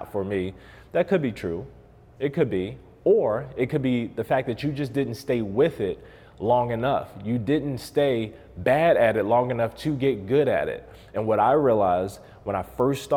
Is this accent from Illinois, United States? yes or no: no; Baltimore, Maryland, United States; now in Las Vegas, United States; I'm from Baltimore originally. I've been in Las Vegas since 2014.